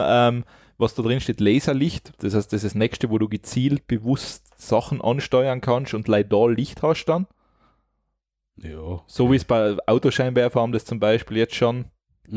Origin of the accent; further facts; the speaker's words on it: Austria; bei uns in Österreich